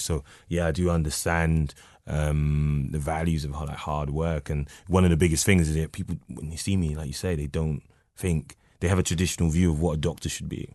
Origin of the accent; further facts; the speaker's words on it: London, United Kingdom; now in Newcastle upon Tyne, United Kingdom; North London, Edmonton.